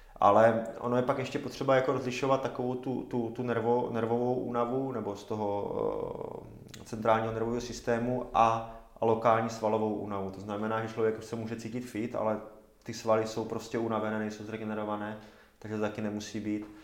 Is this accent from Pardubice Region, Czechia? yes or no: no; Zábřeh, Olomouc Region, Czechia; moved away; pocházím ze Zábřeha